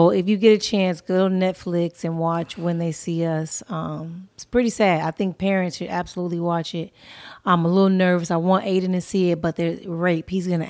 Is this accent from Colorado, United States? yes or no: no; California, United States; I know about shit that happened in Oregon, San Francisco, Washington, because I'm from Cali.